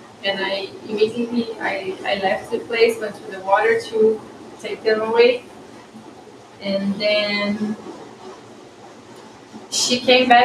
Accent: Brazil; I am from Brazil

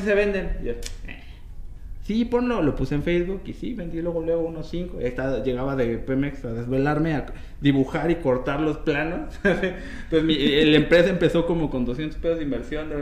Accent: Mexico City, Mexico; also born or lived in Puebla / Guadalajara / Villahermosa; soy de aquí de la Ciudad de México, viví en Puebla, este, en Guadalajara, en Villahermosa

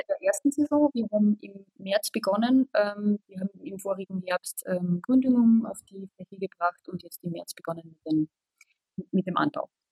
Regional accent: Austria; now in Germany; wie man schwer äh, überhören kann, komme ich aus Österreich

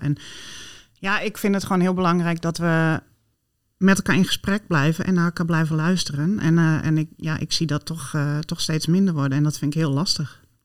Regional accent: Friesland, Netherlands; ik ben opgegroeid in Friesland

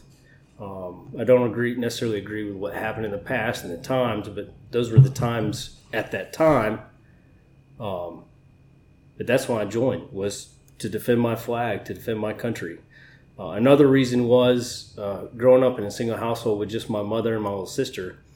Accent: Florida, United States; also born or lived in Georgia / Alabama / Navarre, Florida; I grew up in Florida

